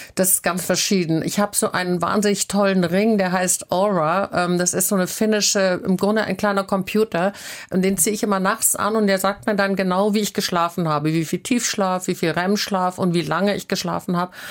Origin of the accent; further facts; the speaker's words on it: Southern Germany, Germany; now in Hamburg, Germany; ich komme aus Süddeutschland und meine, meine sehr strenge bayerische Großmutter